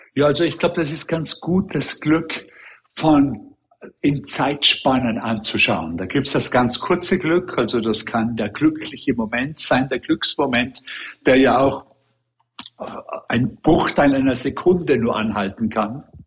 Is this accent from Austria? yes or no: yes; Austria; also born or lived in Hong Kong; now in New York, United States; als Österreicher selber